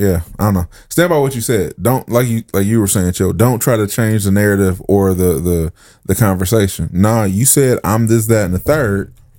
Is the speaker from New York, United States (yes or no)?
yes; New York, United States; I'm a New Yorker, and I hate when people say that.